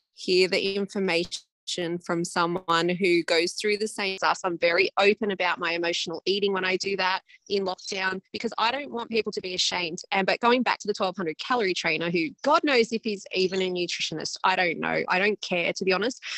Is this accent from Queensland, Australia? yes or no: no; Upper Hunter, Hunter Valley, New South Wales, Australia; also born or lived in Perth / London; I'm from the Upper Hunter particularly, which is mining related mostly at the moment. So I grew up here